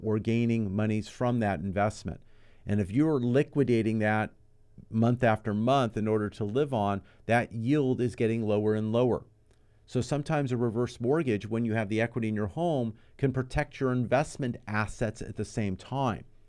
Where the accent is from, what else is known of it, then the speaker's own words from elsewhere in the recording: Los Angeles, California, United States; also born or lived in Moorpark, California / Thousand Oaks, California; now in Santa Clarita, United States; Been in this area all my life. Born and raised in the San Fernando Valley